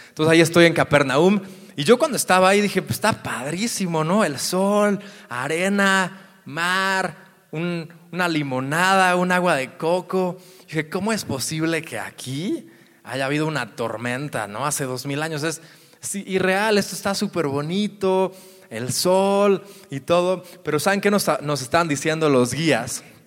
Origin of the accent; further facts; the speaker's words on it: near Guadalajara, Jalisco, Mexico; cerca de mi tierra, cerca de Guadalajara